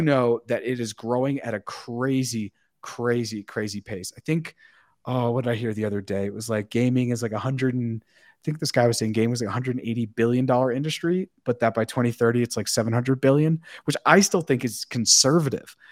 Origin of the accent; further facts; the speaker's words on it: Massachusetts, United States; I'm up from Massachusetts